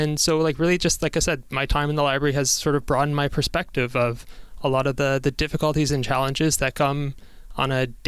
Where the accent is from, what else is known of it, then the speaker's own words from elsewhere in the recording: Toronto, Ontario, Canada; I was born in Toronto, and my family, my grandparents on my mom's side were the most recent people to immigrate to Canada